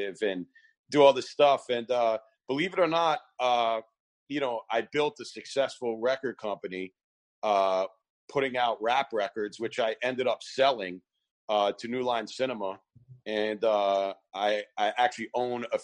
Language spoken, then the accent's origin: English; New York, United States; accent: New York; So I'm from New York, as you could tell by my accent.